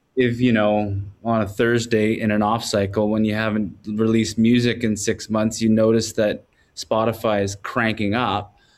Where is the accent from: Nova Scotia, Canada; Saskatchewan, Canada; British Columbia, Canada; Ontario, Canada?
British Columbia, Canada; Quadra Island; also born or lived in Campbell River, British Columbia; I was raised on a small island close to there, a ten-minute ferry ride from where I was born on Quadra Island